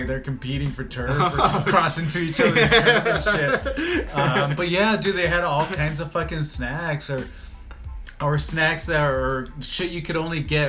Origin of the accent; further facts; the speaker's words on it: California, United States; I grew up in California, kind